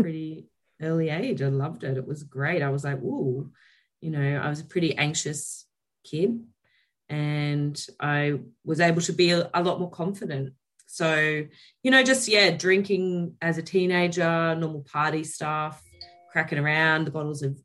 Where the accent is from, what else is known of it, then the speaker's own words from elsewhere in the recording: Elands, New South Wales, Australia; moved away; also born or lived in Taree, New South Wales; I was born in Taree, but I grew up in a very small village called Elands in New South Wales.